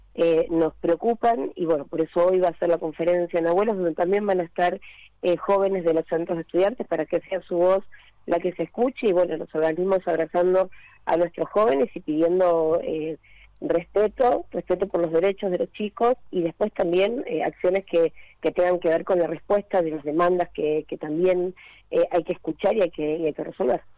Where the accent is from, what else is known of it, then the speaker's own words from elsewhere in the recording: Buenos Aires, Argentina; yo soy del Lugano